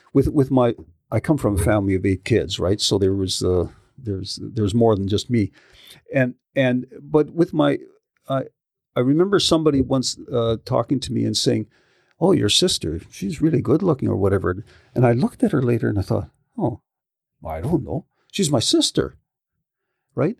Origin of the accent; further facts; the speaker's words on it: Yarrow, British Columbia, Canada; I grew up in Yarrow. So, you know, rural kind of country kid